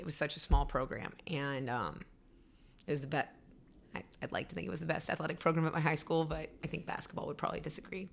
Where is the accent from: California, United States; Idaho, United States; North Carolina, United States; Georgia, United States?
North Carolina, United States; Raleigh; moved away; also born or lived in Illinois / Denver, Colorado; I grew up in Raleigh.